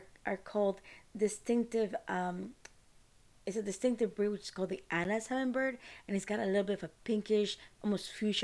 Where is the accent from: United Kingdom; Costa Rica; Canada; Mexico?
Costa Rica; now in United States; I'm from Costa Rica